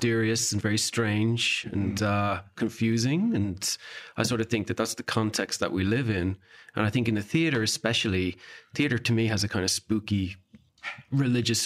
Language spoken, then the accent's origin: English; Dublin, Leinster, Ireland; I grew up in Dublin in the suburbs